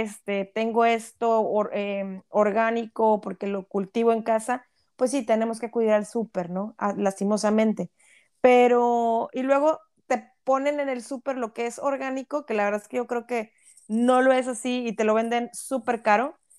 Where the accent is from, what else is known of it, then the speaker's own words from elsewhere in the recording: Mexico; moved away; somos un país tan rico en tantos recursos naturales